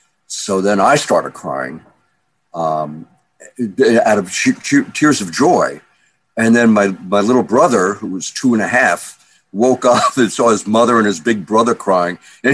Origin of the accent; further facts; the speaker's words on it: Hamburg, Germany; born there; Well, I was born in Hamburg, Germany, in 1942, which was the middle of the war. And Hamburg was the biggest seaport in Germany.